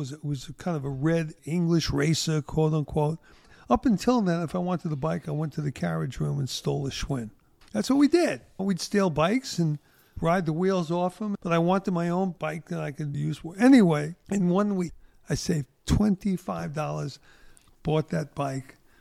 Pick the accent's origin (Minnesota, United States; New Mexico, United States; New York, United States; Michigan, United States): New York, United States; New York City; growing up in Brooklyn